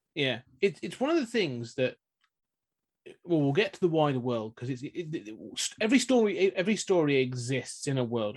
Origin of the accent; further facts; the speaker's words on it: United Kingdom; we're both British